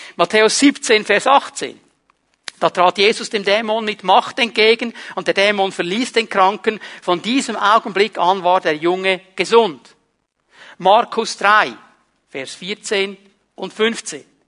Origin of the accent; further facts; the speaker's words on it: Switzerland; Ich war meine ganze Jugend in diesem kleinen Dorf, wo ich aufgewachsen bin, der Cink, der Außenseiter, der Itaker, der nichts zu sagen hatte